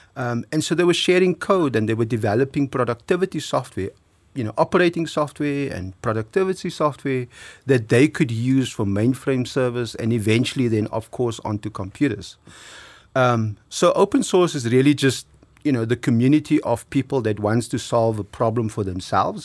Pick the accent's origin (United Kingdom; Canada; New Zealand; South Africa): South Africa